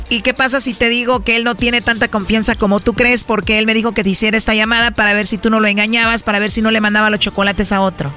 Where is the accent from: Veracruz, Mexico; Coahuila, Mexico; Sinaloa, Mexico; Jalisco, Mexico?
Jalisco, Mexico; yo soy de México, soy de Jalisco